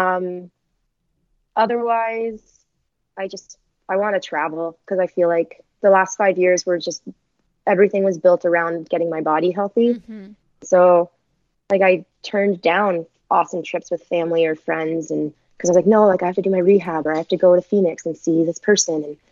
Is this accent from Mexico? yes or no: no; Canada; being Canadian